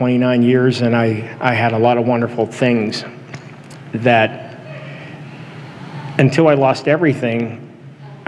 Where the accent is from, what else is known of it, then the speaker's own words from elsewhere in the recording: Houston, Texas, United States; now in Washington, United States; I was raised in the Central Assembly of God Church in Houston